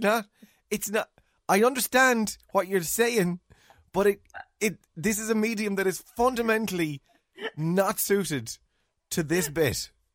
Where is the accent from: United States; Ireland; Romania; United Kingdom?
Ireland; accent: Irish; as Irish, uh, English speaking Irish people with Irish accents